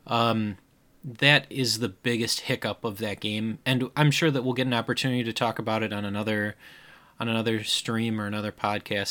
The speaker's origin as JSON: {"language": "English", "region": "Midwest", "country": "United States", "accent": "Midwestern", "said": "my Midwestern accent"}